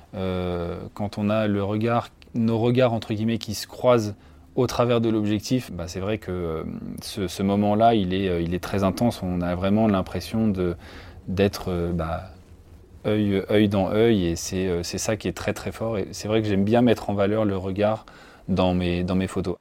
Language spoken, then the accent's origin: French; village about 30 km south of Orléans, Centre-Val de Loire, France; je suis originaire du département du Loiret, euh, donc j'ai grandi à 30 km à peu près au sud d'Orléans, dans un petit village